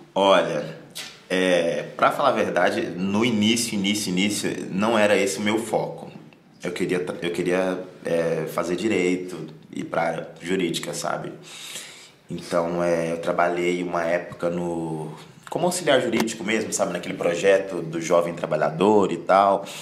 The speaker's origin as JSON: {"language": "Portuguese", "town": "Rio Verde", "region": "Goiás", "country": "Brazil", "moved": "as an adult", "lives_now": "São Paulo, Brazil", "said": "de Goiás, rapaz, de uma cidadezinha chamada Rio Verde. Então o pessoal lá é bem conserva é conservador"}